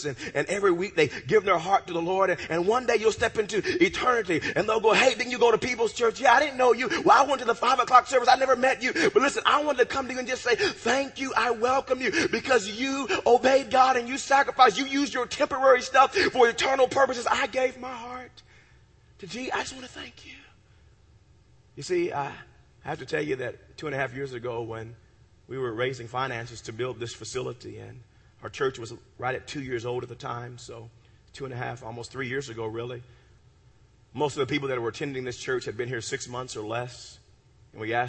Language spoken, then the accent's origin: English; United States; I'm a country boy. I'm from Ewoka.